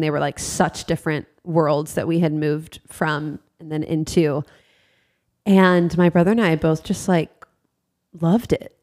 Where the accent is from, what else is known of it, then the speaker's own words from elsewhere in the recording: Ohio, United States; also born or lived in South Florida; we moved from South Florida to uh, Ohio when I was in fifth grade